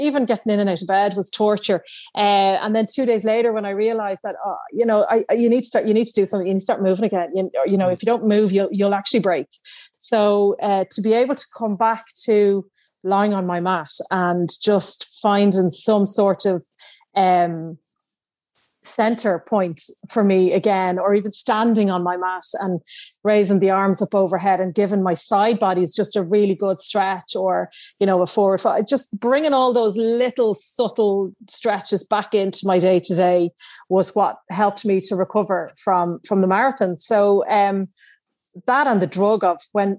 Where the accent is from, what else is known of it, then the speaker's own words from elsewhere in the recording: Dublin, Leinster, Ireland; I grew up in Dublin, so a lot of the spots were my stomping ground.